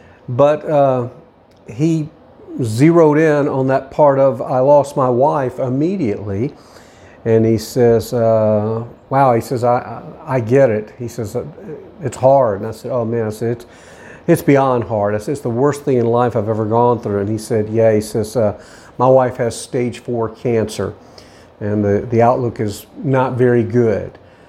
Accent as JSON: {"language": "English", "town": "Nashville", "region": "Tennessee", "country": "United States", "said": "And I said, believe it or not, I'm actually from the Nashville area."}